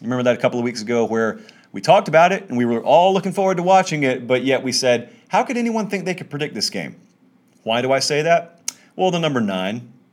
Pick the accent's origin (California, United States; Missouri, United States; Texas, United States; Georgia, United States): Georgia, United States; Harris County; I grew up in Harris County, Georgia.